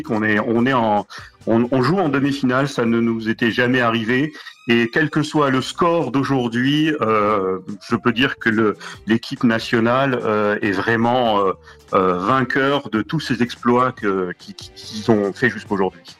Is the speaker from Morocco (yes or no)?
yes; Casablanca, Casablanca-Settat, Morocco; born there; also born or lived in Marrakech; Exactement, je suis né à Casablanca à l'époque de la Marche Verte en 75 et euh, je suis à Marrakech depuis 81